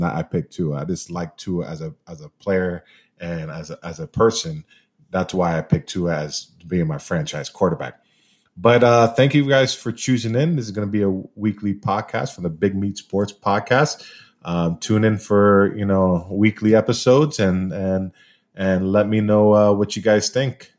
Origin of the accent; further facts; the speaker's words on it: Miami, Florida, United States; I'm from Miami